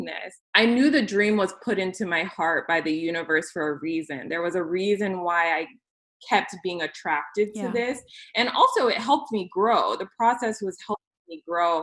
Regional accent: California, United States; moved away as an adult; now in Wisconsin, United States; after moving to Wisconsin for work, because I'm originally from California

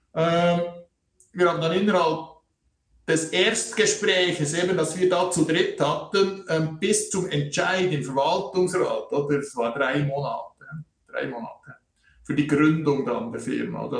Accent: Switzerland; hier bei uns in der Schweiz

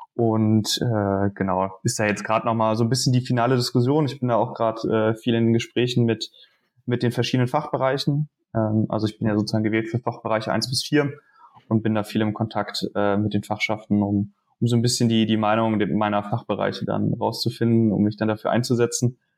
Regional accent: Dresden, Saxony, Germany; now in Münster, Germany; komme gebürtig aus Dresden

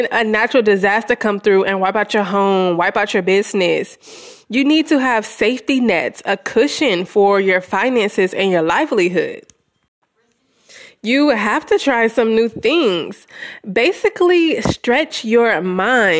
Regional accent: Louisiana, United States; moved away as an adult; also born or lived in Houston, Texas; I've been living in my hometown in Louisiana for the past year

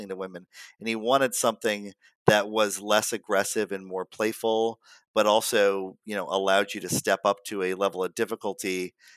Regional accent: Chicago, Illinois, United States; I'm from Chicago

